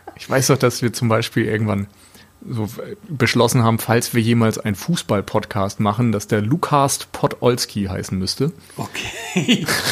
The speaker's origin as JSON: {"language": "German", "town": "Flensburg", "region": "Schleswig-Holstein", "country": "Germany", "also_born_or_lived": "Mainz", "moved": "yes", "lives_now": "Hamburg, Germany", "said": "Ich komme ursprünglich aus Flensburg"}